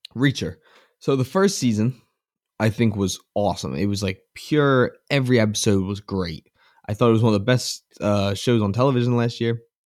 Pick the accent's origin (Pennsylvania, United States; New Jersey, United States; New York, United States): Pennsylvania, United States; Philadelphia; I'm from the Philadelphia area